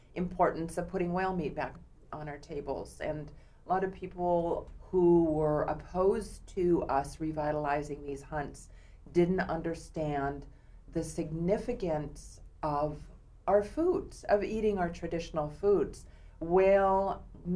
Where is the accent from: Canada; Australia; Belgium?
Canada; Vancouver Island, British Columbia; moved away as an adult; also born or lived in Berkeley, California; now in Seattle, United States; I am First Nations from Canada, born and raised in my native community on Vancouver Island